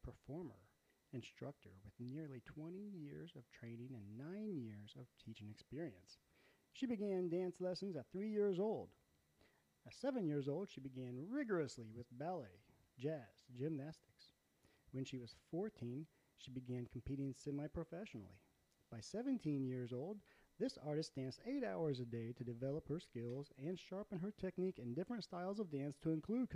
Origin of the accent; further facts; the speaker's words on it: Ohio, United States; moved away as an adult; also born or lived in Oklahoma / Arizona / North Carolina; I grew up in Ohio